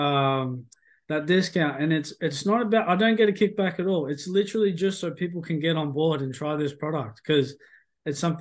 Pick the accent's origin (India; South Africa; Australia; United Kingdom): Australia; moved away; I'm Australian